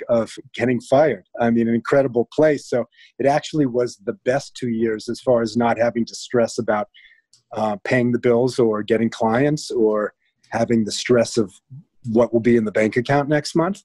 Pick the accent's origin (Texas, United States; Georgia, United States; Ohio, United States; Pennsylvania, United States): Ohio, United States; Cincinnati; moved away as an adult; also born or lived in New York / California; now in Los Angeles, United States; I'm from Cincinnati, Ohio